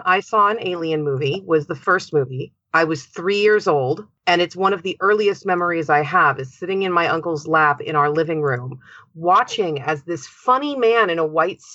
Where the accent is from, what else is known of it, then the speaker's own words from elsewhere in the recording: West Coast of the United States, United States; I am from the West Coast of the United States of America